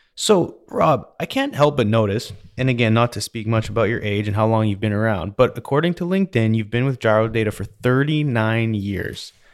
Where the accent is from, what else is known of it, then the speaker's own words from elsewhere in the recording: Canada; now in United States; growing up in Canada, we always hang our own Christmas lights